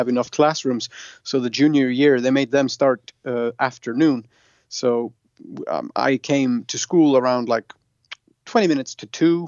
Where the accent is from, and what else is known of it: Iceland; born or raised there